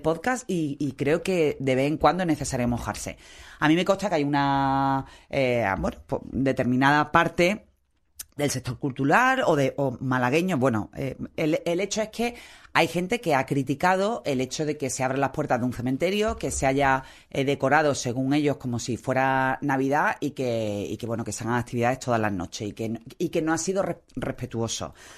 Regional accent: Málaga, Andalusia, Spain; como, malagueños de mezcla

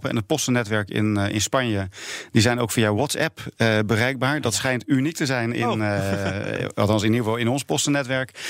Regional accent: Netherlands

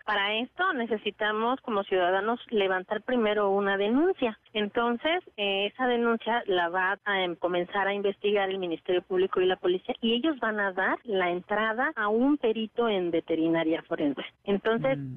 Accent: Mexico; nosotros como mexicanos

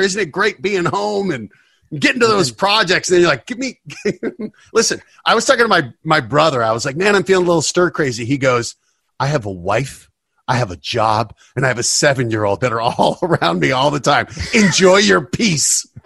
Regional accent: Denver, Colorado, United States; moved away as an adult; also born or lived in New York; I grew up in Denver, and it was just, hey, you, you work hard, you go to college

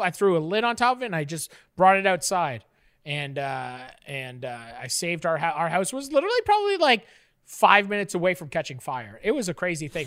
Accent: Canada; I'm a Canadian

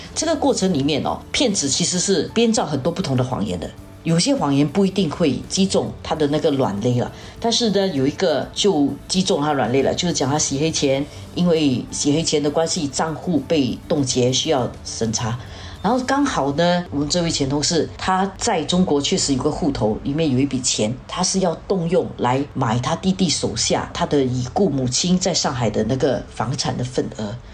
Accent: Singapore; 我们新加坡人

